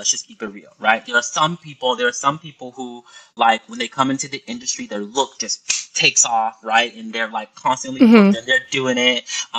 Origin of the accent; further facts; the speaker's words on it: Boston, Massachusetts, United States; moved away as an adult; also born or lived in New York City; when I moved to New York City, I probably was about 19 or 20 years old, and I grew up in Boston, right?